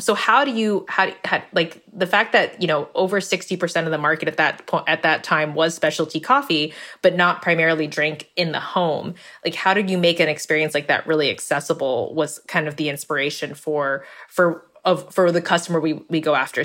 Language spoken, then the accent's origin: English; California, United States; I grew up in California, but in a Vietnamese American household